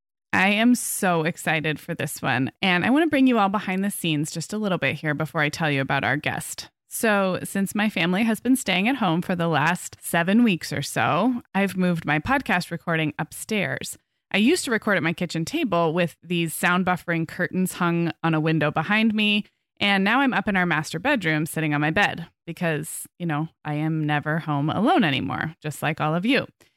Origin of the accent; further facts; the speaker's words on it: California, United States; I'm a Californian, but I haven't spent a lot of time there.